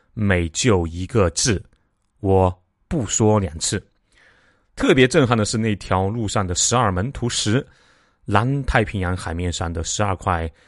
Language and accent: Chinese; China; 我们中国人